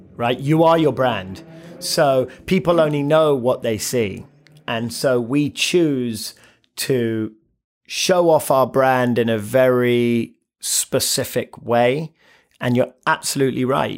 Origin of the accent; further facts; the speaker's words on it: London, United Kingdom; moved away; born and raised in London, single mother